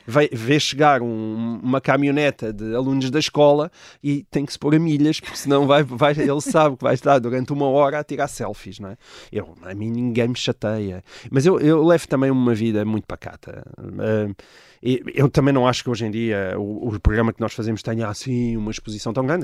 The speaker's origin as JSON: {"language": "Portuguese", "town": "Portalegre", "region": "Portalegre District", "country": "Portugal", "tie": "born or raised there", "moved": "as an adult", "lives_now": "Lisbon, Portugal", "said": "eu sou de Porto Alegre"}